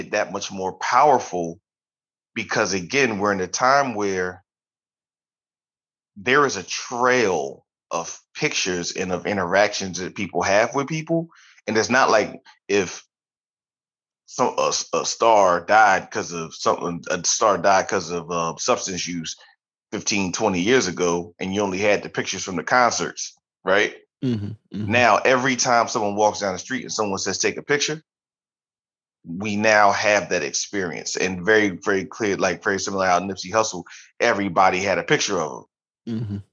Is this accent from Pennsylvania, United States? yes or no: yes; Philadelphia, Pennsylvania, United States; growing up in Philadelphia